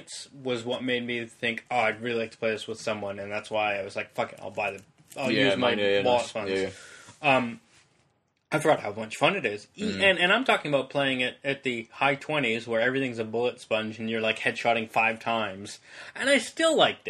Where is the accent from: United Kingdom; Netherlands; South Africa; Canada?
Canada; moved away; as a Canadian expat